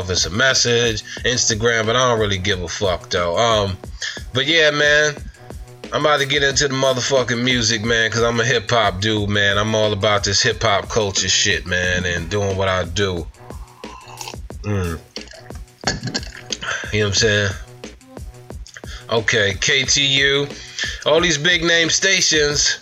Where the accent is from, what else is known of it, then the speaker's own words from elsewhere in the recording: Long Island, Suffolk County, New York, United States; I'm from Long Island, Suffolk County 631. We don't have nothing here.